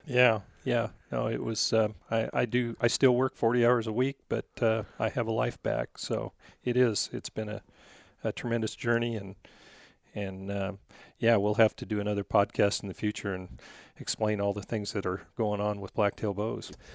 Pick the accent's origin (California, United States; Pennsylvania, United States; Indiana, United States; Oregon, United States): Oregon, United States; Goble; I grew up in, uh, a little town of Gobel, Oregon.